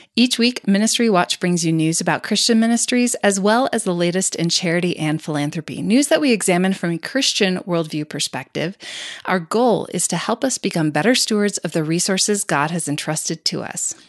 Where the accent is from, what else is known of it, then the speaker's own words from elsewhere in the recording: Colorado Springs, Colorado, United States; my hometown of Colorado Springs